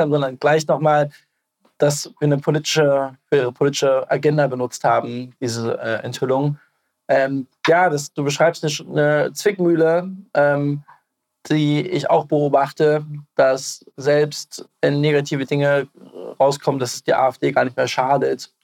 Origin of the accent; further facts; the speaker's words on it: East Germany, Germany; als Ostdeutsche